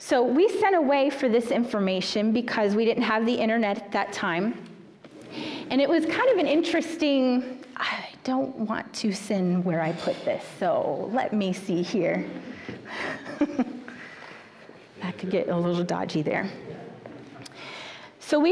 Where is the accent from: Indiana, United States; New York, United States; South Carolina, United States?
South Carolina, United States; Swansea; moved away as an adult; now in Texas, United States; I grew up in the thriving metropolis of Swansea, South Carolina